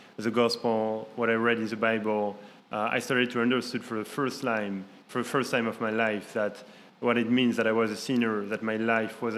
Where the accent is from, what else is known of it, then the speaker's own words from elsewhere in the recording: Paris, Île-de-France, France; moved away as an adult; also born or lived in Brussels, Belgium; now in Washington, D.C., United States; I grew up in Paris, in the suburbs of Paris. And I went there until I was 21 years old